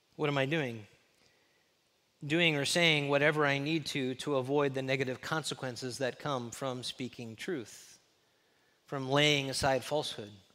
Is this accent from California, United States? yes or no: yes; Los Angeles, California, United States; now in Texas, United States; I grew up in the mean streets of L